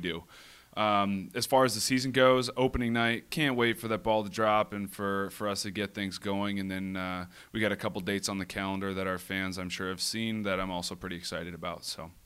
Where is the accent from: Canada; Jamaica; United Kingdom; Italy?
Canada; Whitby, Ontario; moved away as an adult; also born or lived in Toronto; now in San Diego, United States; I grew up in Toronto, Ontario, a little town called Whippy